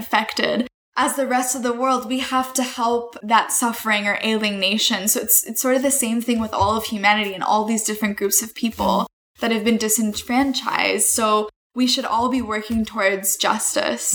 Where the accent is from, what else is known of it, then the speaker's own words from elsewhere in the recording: Northern Virginia, United States; also born or lived in Haifa, Israel; I grew up in the Washington, D.C. area in Northern Virginia